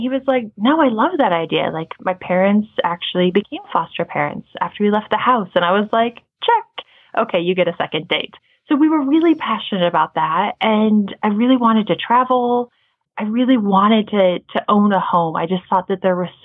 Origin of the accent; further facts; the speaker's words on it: Montana, United States; Right now, we live in Montana. I grew up in Montana.